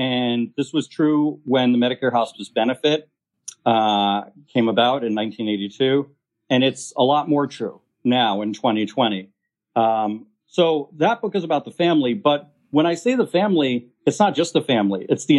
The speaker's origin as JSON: {"language": "English", "town": "Merrick", "region": "New York", "country": "United States", "tie": "born or raised there", "also_born_or_lived": "Argentina", "moved": "yes", "said": "So I'm from a town called Merrick. That's in Nassau County, Long Island, which I guess you would consider a suburb of New York, 40 minutes away. And it's a suburban town, largely white population."}